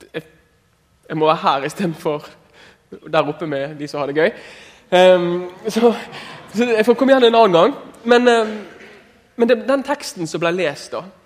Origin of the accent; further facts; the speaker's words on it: Askøy, Vestland, Norway; jeg er fra Askøy og har veldig bra foreldre